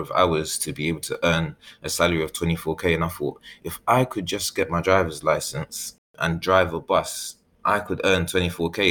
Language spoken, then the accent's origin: English; London, United Kingdom; also born or lived in Ghana; I was born in East London and raised in East London when I came back from Ghana, and shortly after moved to South London. Then I had moved back to East London